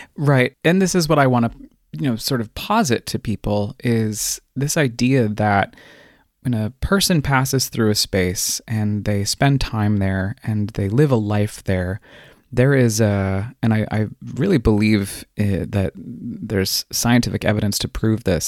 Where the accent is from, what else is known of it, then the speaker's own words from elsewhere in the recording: Colorado Springs, Colorado, United States; I was born and raised in the mountains, uh, the foothills, rather, of the Rockies in Colorado Springs